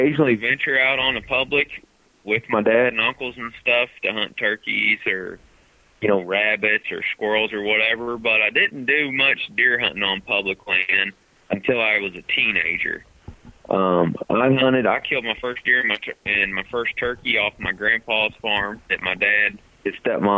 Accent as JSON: {"language": "English", "town": "Paris", "region": "Missouri", "country": "United States", "tie": "born or raised there", "said": "I grew up in Northeast Missouri. I graduated with like 37 people in my high school class out of Paris"}